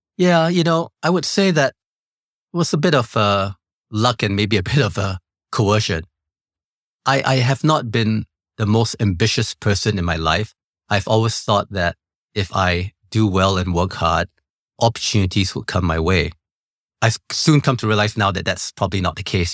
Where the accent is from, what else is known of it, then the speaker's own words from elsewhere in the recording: Singapore; I was born in Singapore